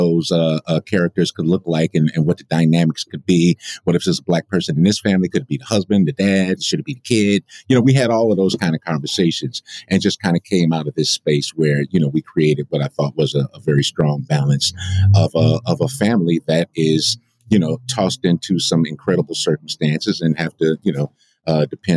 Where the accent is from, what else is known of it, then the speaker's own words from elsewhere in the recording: Chicago, Illinois, United States; I'm from Chicago